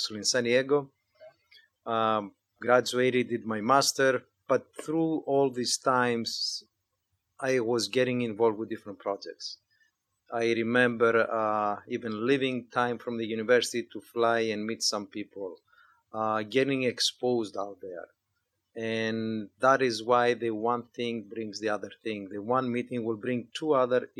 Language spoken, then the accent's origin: English; Greece; moved away as an adult; now in United States; I was born and raised in Greece, moved to the U.S. 30 years ago